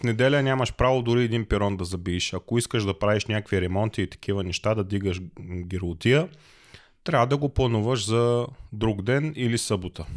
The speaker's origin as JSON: {"language": "Bulgarian", "country": "Bulgaria", "moved": "yes", "lives_now": "Germany", "said": "аз като българин"}